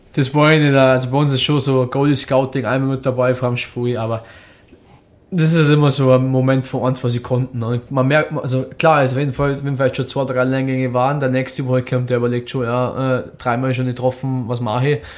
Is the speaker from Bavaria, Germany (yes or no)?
yes; Rosenheim, Bavaria, Germany; also born or lived in Düsseldorf; ich bin gebürtiger Rosenheimer, ich habe den ganzen Nachwuchs durchlaufen